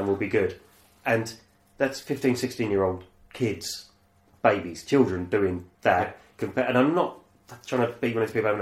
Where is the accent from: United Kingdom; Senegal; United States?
United Kingdom; we're British